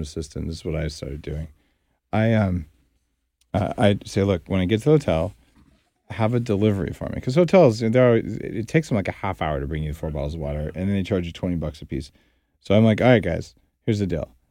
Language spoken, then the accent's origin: English; New Mexico, United States; I grew up in New Mexico